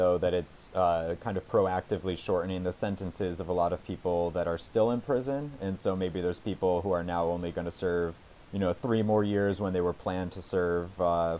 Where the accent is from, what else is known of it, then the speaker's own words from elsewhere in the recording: Connecticut, United States; my home state of Connecticut